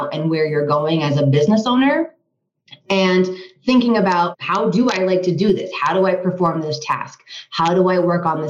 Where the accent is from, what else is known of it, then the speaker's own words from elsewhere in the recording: Vermont, United States; also born or lived in Washington, District of Columbia, United States / Los Angeles; now in Colorado, United States; I'm originally from Vermont